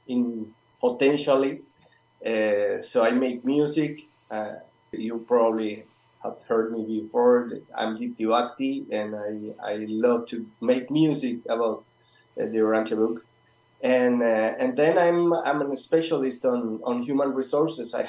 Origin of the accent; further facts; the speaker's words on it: Colombia; now in Patagonia, Argentina; I'm pretty far from all of you, and I'm from Colombia